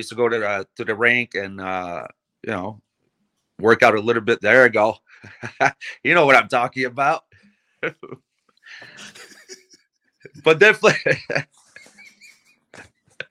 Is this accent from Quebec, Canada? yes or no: yes; Montreal, Quebec, Canada; I was much downtown Montreal kid. My mind was, you know, I grew up in Saint Laurent, Mont Royal.